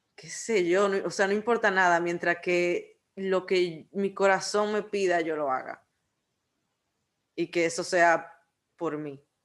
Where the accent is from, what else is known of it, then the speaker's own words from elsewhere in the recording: Dominican Republic; como buen dominicano